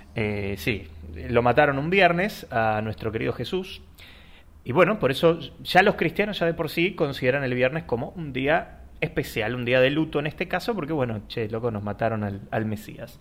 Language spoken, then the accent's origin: Spanish; Argentina; nosotros que somos argentinos